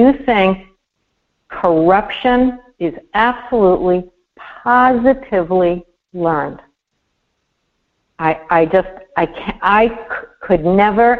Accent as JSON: {"language": "English", "region": "New York", "country": "United States", "tie": "born or raised there", "said": "I'm a New Yorker"}